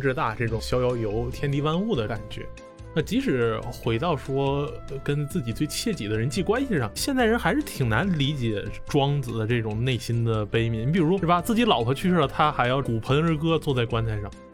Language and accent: Chinese; Northeast China, China; 作为一个东北人